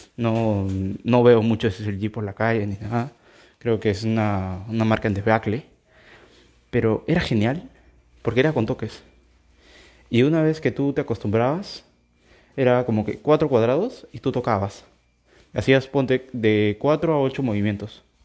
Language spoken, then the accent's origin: Spanish; Peru; yo soy de Perú